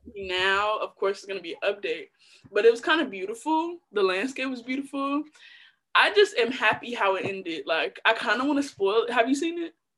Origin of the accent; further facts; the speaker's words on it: Chicago, Illinois, United States; Most of my little like young years raised on the South Side